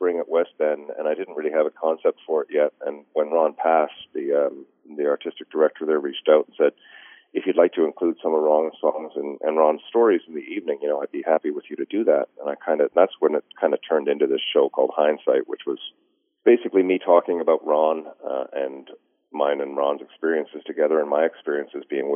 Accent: Newfoundland and Labrador, Canada; I would be excommunicated as a Newfoundlander

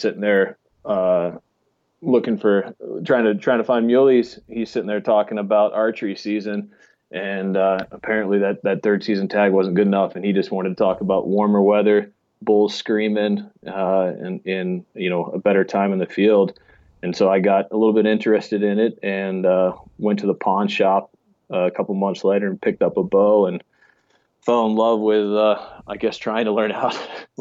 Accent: Steamboat Springs, Colorado, United States; I grew up in Steamboat Springs, Colorado

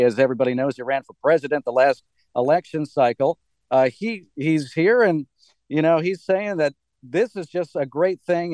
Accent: Wisconsin, United States; moved away as an adult; now in Washington, D.C. area, United States; I'm from Wisconsin

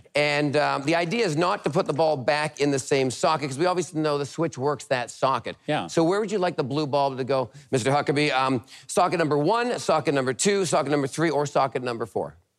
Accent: Vancouver, British Columbia, Canada; also born or lived in Tennessee; now in United States; I'm originally from Vancouver, Canada. I've been here for about 20 years now.

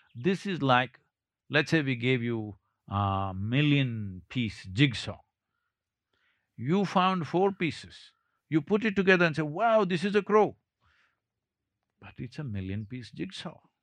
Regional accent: South India, India

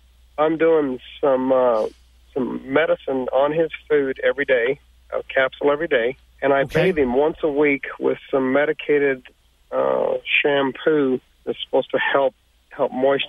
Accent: Wyoming, United States; I'm calling from Western Wyoming.

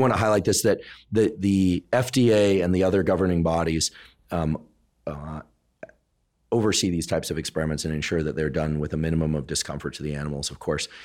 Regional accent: South Bay, California, United States; I'm from the South Bay

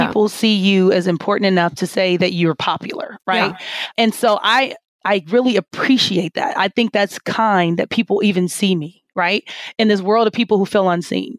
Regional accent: Kansas City, Missouri, United States; I am from Kansas City, Missouri, right? And I am kind of like typical Midwest girl

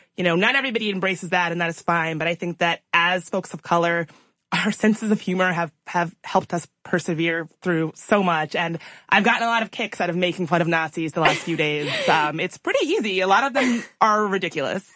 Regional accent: Richmond, Virginia, United States; I grew up right outside of Richmond, Virginia

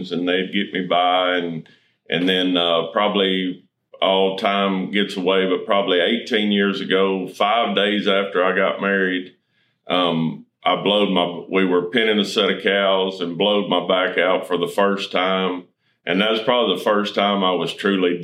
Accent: Chandler, Texas, United States; I grew up right here, close, right here south of Chandler. Went to school in Brownsboro.

